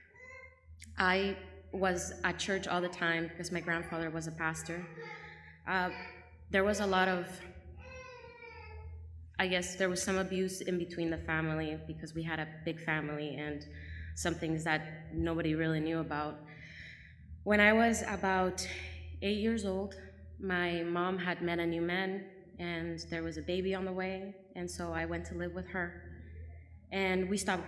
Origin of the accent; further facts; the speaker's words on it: Nicaragua; I was born in Nicaragua